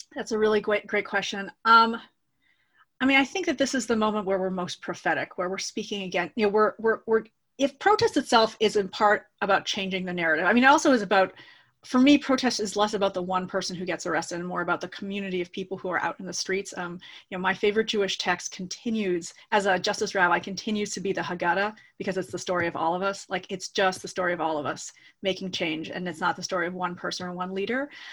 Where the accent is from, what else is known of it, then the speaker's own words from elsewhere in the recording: Toronto, Ontario, Canada; I'm a Canadian. I grew up in Toronto.